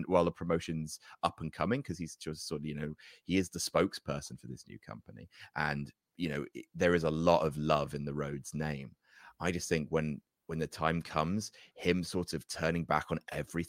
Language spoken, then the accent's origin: English; New Jersey, United States; For me, because I grew up in Jersey, we didn't really get wrestling shows there.